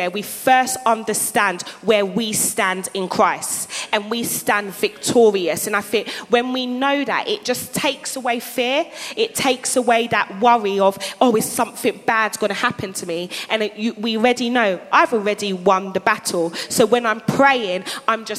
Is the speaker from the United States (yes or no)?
no; England, United Kingdom; my parents are from Ghana, and I was born in England